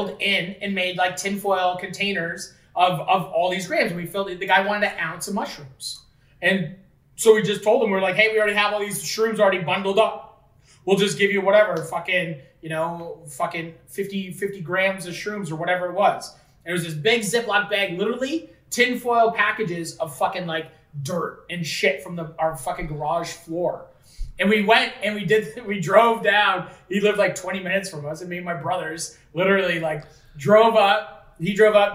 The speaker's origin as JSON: {"language": "English", "town": "Fort Erie", "region": "Ontario", "country": "Canada", "said": "we were from Fort Erie"}